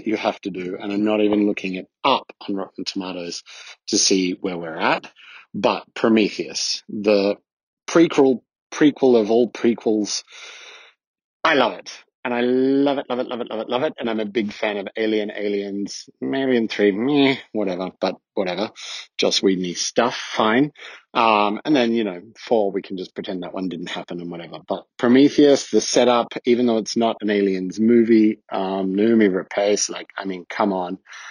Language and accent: English; Australia; now in Switzerland; It's … calling from Switzerland, but I'm originally Australian. If you can't tell, this is not a Swiss accent.